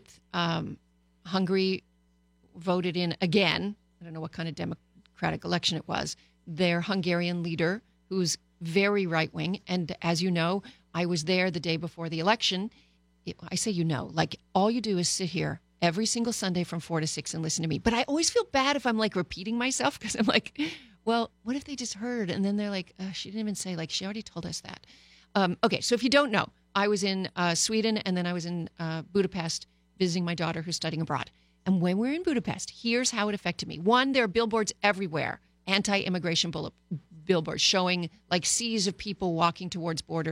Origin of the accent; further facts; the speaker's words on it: Canada; now in Los Angeles, United States; Canada my home country before I proudly became an American here